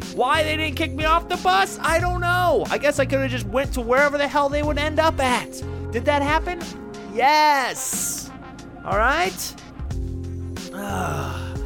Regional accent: United States; From the United States of America greatest country on the planet

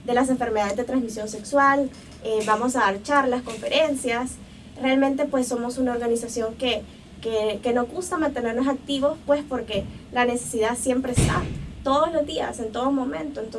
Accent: El Salvador; Y, pues eh, la verdad que eso nos caracteriza como salvadoreños, que somos gente de acción.

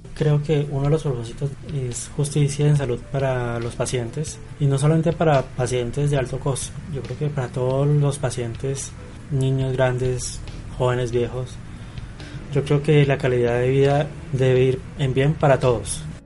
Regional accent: Colombia; todos somos colombianos

